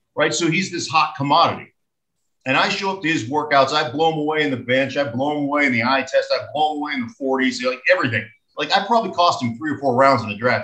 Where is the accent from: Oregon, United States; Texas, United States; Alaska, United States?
Alaska, United States; moved away as an adult; I grew up in Alaska